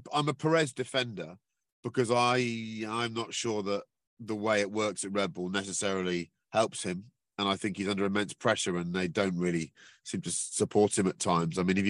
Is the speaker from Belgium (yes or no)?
no; United Kingdom; we're British